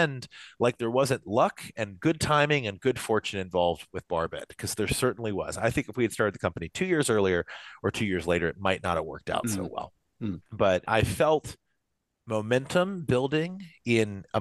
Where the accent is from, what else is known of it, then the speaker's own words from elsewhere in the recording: Kentucky, United States; moved away; I am from Kentucky originally